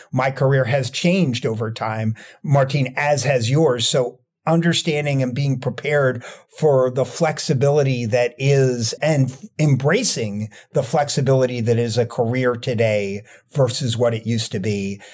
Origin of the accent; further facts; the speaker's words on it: Rockland County, New York, United States; moved away as an adult; now in Washington, D.C., United States; I grew up in Rockland County, New York